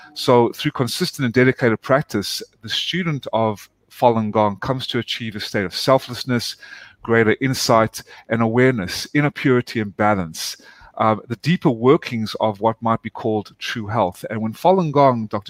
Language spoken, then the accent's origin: English; South Africa; also born or lived in Atlanta, United States; now in United States; I was born and raised in South Africa. My family moved when they uh, immigrated to the United States in 1995 to Atlanta.